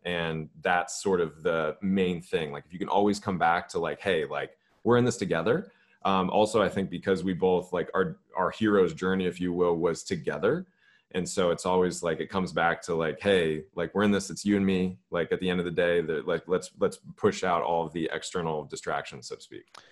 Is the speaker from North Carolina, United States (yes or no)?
no; Los Angeles, California, United States; moved away; also born or lived in Georgia; I grew up in Los Angeles